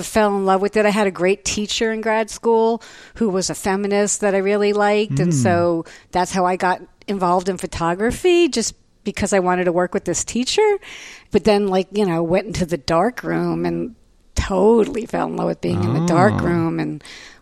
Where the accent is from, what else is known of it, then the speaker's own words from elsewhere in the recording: East Brunswick, New Jersey, United States; moved away as an adult; also born or lived in New York City; now in Austin, United States; I grew up in East Brunswick, New Jersey, and the high school there was amazing